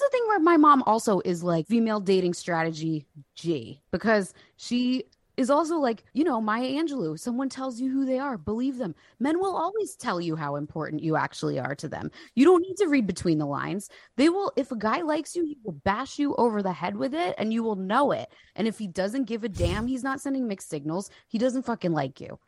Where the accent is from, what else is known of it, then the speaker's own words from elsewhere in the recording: New Jersey, United States; I'm from New Jersey